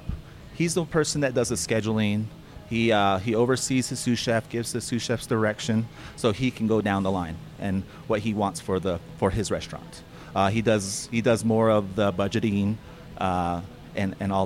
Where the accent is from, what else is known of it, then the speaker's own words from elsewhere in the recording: Navajo, New Mexico, United States; moved away as an adult; now in Flagstaff, United States; I'm originally from Navajo, New Mexico. It's a little small town north of Fort Defiance, Arizona